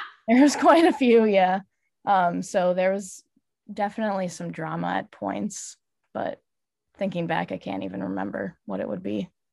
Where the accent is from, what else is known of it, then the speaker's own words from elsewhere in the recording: River Forest, Illinois, United States; also born or lived in Logan Square, Chicago; I grew up in River Forest and I'm living in Logan Square right now